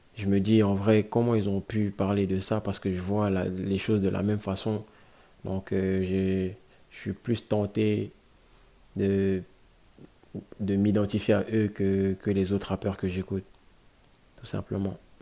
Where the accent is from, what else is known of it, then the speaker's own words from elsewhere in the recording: Guinea; now in Brussels, Belgium; j'ai grandi en Guinée, je suis né, j'ai grandi en Guinée. Et je vis à Bruxelles, en Belgique